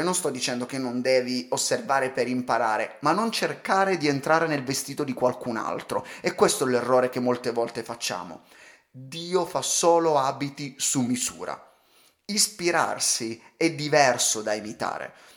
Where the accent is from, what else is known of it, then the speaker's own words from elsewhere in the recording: Calabria, Italy; sono calabrese